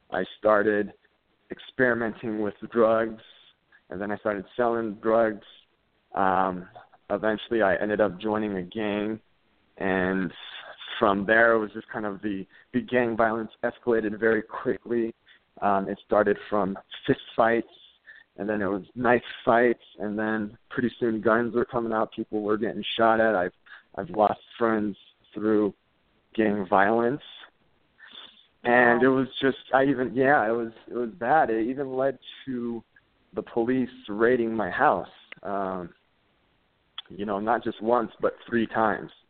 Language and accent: English; California, United States; I grew up in the San Gabriel Valley, uh, that's out in Southern California.